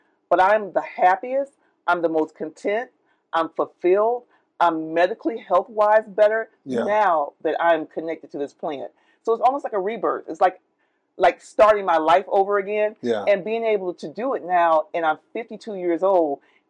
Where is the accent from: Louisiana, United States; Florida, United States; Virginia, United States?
Florida, United States; Oviedo; I was born in Florida.